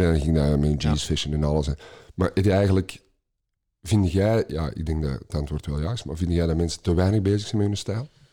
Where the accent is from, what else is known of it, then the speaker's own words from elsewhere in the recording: Belgium; als Belg